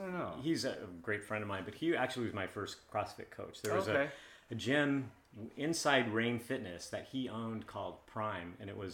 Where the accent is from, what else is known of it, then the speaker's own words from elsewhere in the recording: Seattle, Washington, United States; also born or lived in California; I went to Nathan Hill High School. I grew up in kind of the Wedgwood area in northeast Seattle, and then we bought a house where we brought our kids up about 10 blocks away.